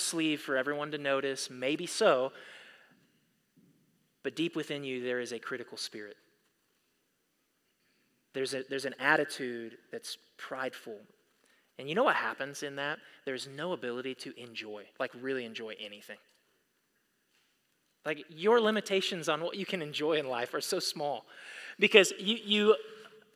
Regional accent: United States; we as American Christians

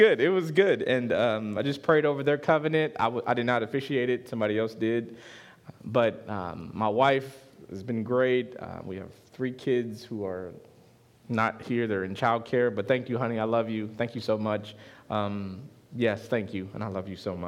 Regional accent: Chicago, Illinois, United States; I'm from Chicago.

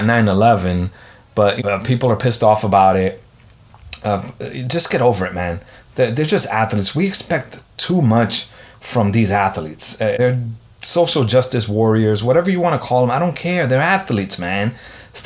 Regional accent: New York, United States; I'm a New Yorker

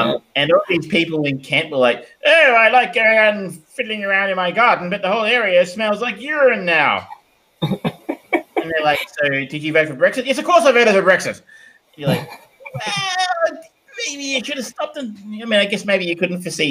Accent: Australia; as an Australian, who I guess was part of Commonwealth, going into the UK

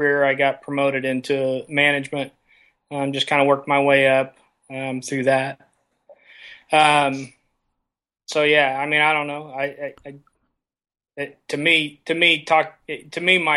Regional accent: Cloverdale, Indiana, United States; I've been raised and live in a small town called Cloverdale, Indiana.

